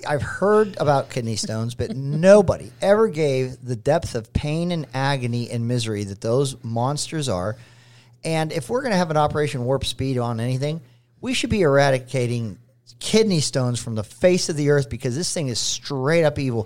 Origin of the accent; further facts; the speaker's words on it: Pittsburgh, Pennsylvania, United States; I grew up in Pittsburgh